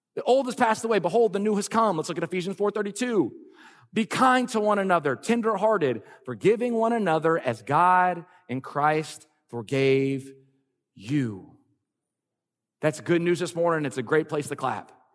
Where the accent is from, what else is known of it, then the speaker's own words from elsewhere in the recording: Lafayette, Louisiana, United States; moved away as an adult; also born or lived in California; We're both born and raised in Lafayette, Louisiana